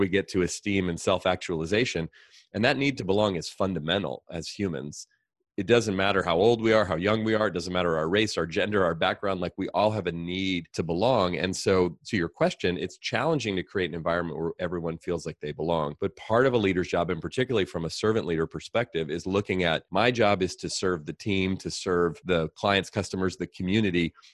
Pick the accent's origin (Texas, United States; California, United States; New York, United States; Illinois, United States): California, United States; Oakland; I grew up here in the Bay Area. I grew up in Oakland.